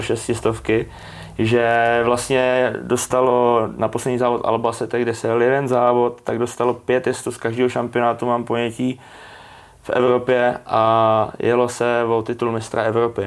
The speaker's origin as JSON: {"language": "Czech", "country": "Czechia", "tie": "born or raised there", "said": "jsem po škole chodil vždycky na letiště, tam u nás v Brodě"}